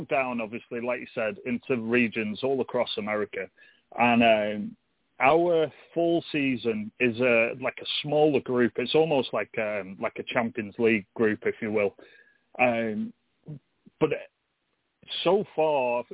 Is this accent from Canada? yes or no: no; England, United Kingdom; now in United States; I'm English, and that's obviously where my roots are